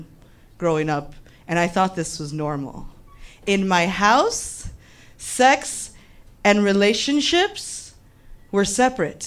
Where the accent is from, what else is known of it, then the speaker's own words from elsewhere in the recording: Cortez and Kedzie, Illinois, United States; I grew up on Cortez and Kedzie, and I was the oldest girl on the block.